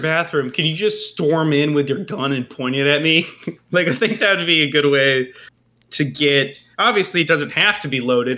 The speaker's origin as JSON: {"language": "English", "country": "United States", "said": "as an American"}